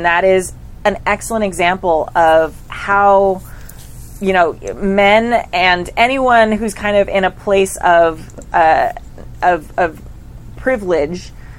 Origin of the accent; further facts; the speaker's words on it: California, United States; I'm super Californian